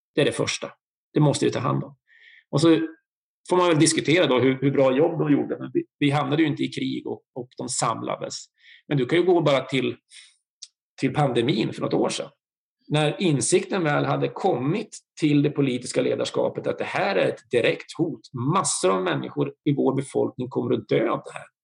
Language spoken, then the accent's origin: Swedish; Bergslagen, Sweden; Jag är en fyrabarnsfar från Bergslagen